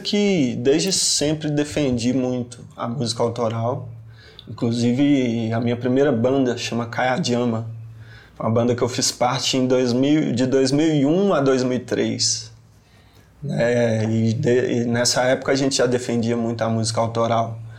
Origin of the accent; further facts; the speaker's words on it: Belo Horizonte, Minas Gerais, Brazil; A rua Ritmo, que é onde eu cresci, onde tá a minha história, minha infância